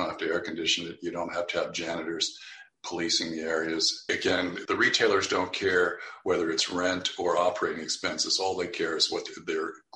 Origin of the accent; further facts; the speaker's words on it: a desert town in Southern California, United States; now in Palo Alto, United States; my hometown, but it's a dump